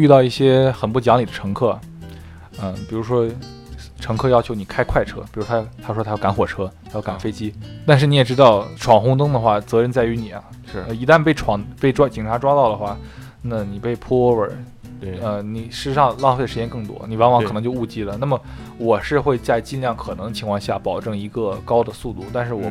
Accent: China; now in United States; 我是中国人

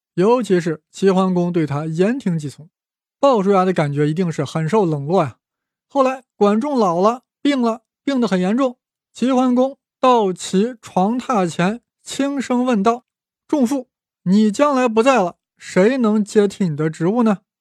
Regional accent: China; 我们大陆人啊，对这个成语不太熟悉啊

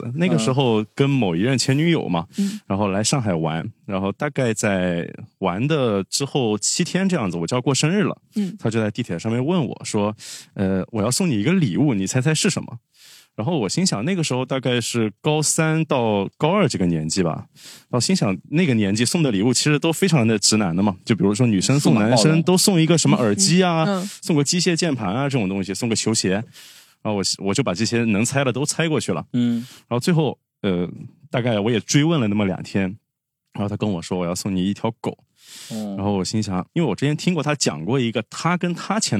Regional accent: Fuzhou, Fujian, China; 因为我家是福州那边的，福建福州的。

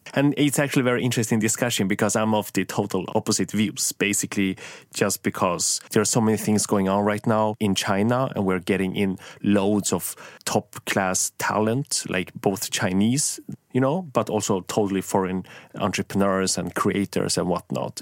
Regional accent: Sweden; I grew up in Sweden

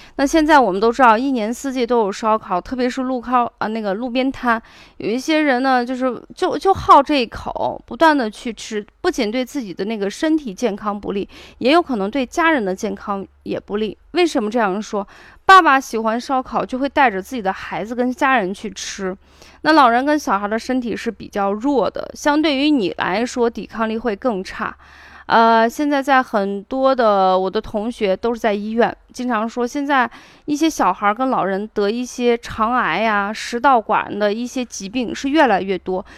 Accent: Shaanxi, China; accent: Shaanxi dialect; 用我们陕西话说

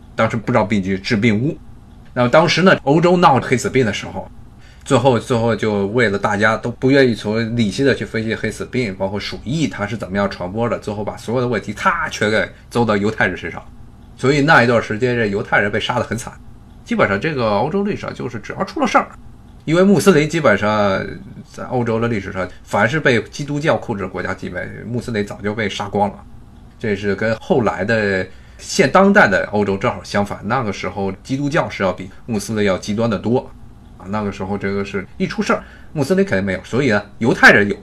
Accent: China; now in United States; 因为我毕竟我也是中国人

